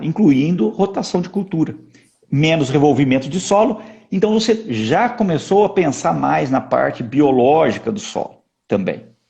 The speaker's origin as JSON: {"language": "Portuguese", "town": "Pitangueiras", "region": "São Paulo", "country": "Brazil", "tie": "born or raised there", "said": "eu sou um pitangueirense, né? Nasci, na, na, na, são Paulo. Na, na verdade é o seguinte, hoje eu já sou do mundo, né, Sandra? A, a, eu nasci em São Paulo capital, fui criado lá, lá no interior"}